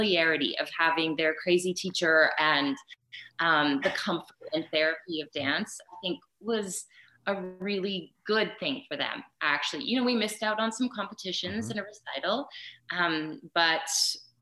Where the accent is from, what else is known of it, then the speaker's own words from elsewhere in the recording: Prince Albert, Saskatchewan, Canada; now in Calgary, Canada; it was in my hometown. And so I got the part. I went back to Saskatchewan